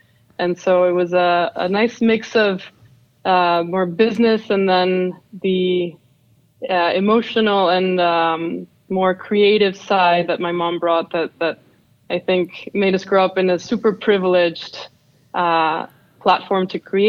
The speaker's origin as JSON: {"language": "English", "region": "Mexico City", "country": "Mexico", "tie": "born or raised there", "also_born_or_lived": "Miami / San Francisco Bay Area", "moved": "yes", "lives_now": "San Francisco, United States", "said": "So I was born in Mexico City to a small family."}